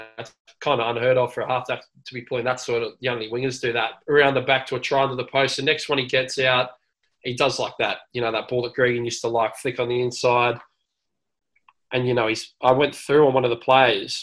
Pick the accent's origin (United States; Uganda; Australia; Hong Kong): Australia; Sydney, New South Wales; I grew up in Newtown